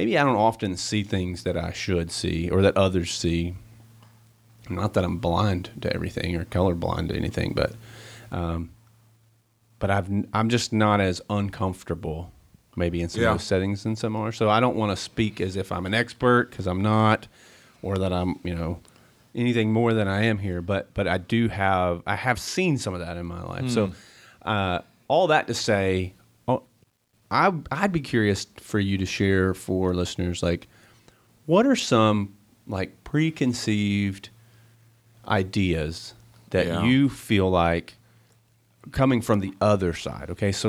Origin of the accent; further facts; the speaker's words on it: Tennessee, United States; So I grew up in East Tennessee, and I mean it's East Tennessee.